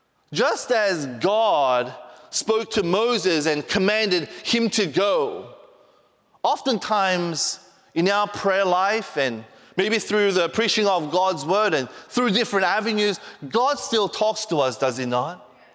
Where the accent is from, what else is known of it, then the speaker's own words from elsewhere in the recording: Australia; also born or lived in Korea; I was born in Korea, but I, you know, went to Australia when I was 4 years old as a missionary kid, and I grew up there basically.